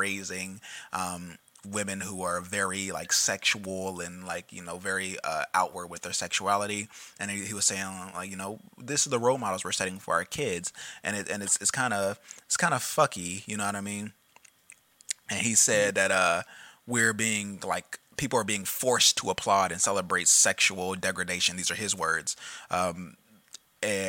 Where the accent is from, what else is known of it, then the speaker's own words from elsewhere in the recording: Indianapolis, Indiana, United States; I grew up in Indianapolis